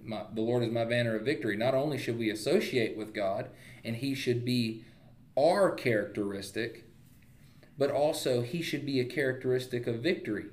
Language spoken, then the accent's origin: English; United States; We are Americans